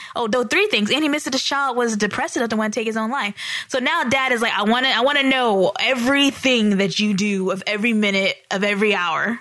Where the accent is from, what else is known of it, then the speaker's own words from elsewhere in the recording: the South, United States; we're from the South